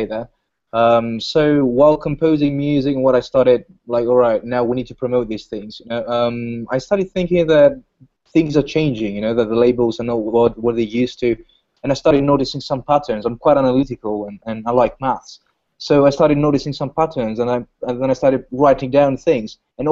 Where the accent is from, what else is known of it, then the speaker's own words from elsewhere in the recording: Greece; I'm from Greece